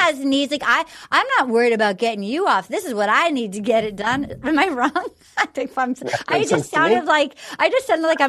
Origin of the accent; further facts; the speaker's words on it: New England, United States; it's the opposite of how I was raised in New England